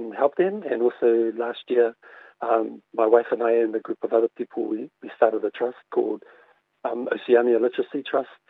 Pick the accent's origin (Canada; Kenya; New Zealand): New Zealand; Auckland; I grew up in Mangere in South Auckland